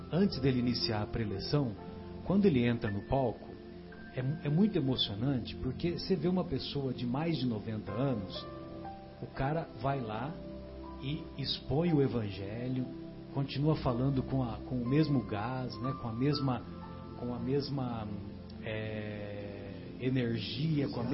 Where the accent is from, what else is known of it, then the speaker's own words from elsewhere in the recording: São José do Rio Pardo, São Paulo, Brazil; lá na minha cidade tinha, São José do Rio Pardo, né?